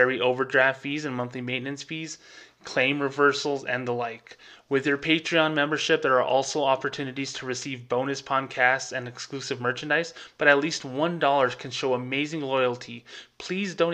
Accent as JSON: {"language": "English", "town": "Socorro", "region": "New Mexico", "country": "United States", "tie": "born or raised there", "lives_now": "Las Cruces, United States", "said": "I grew up with in my hometown of Socorro, New Mexico, and here in Las Cruces, New Mexico, where I've, you know, put roots"}